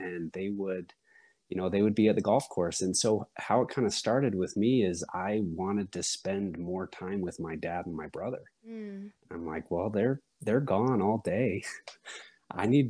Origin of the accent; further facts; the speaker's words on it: Sundance, Utah, United States; I was born up in Sundance